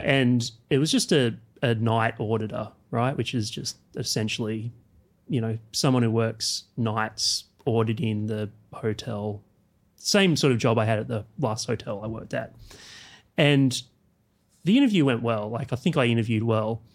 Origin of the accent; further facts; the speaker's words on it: Canberra, Australian Capital Territory, Australia; I grew up in Canberra